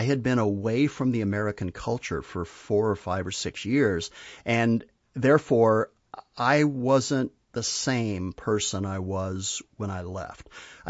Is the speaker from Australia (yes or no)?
no; Spain; I grew up in Spain, and I had the pleasure of kind of learning to live in a different culture with a different language